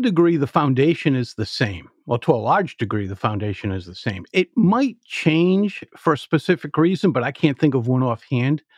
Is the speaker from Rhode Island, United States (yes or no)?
yes; Providence, Rhode Island, United States; I grew up in Providence, Rhode Island, and when you're nine years old and you're growing up in a city